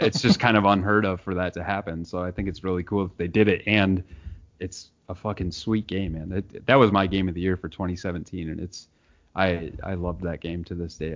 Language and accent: English; Nebraska, United States; I grew up in Nebraska in a town of 7,000